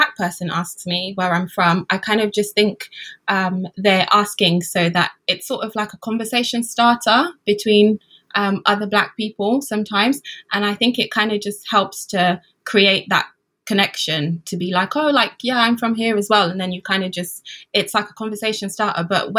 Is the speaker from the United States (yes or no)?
no; United Kingdom; I'm British, what do you mean?